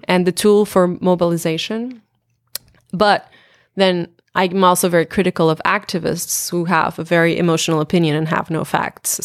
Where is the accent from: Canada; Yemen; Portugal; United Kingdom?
Portugal; in my hometown